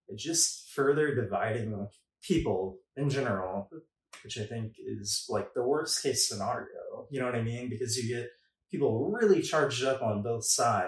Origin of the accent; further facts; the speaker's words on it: Midwest, United States; growing up in the Midwest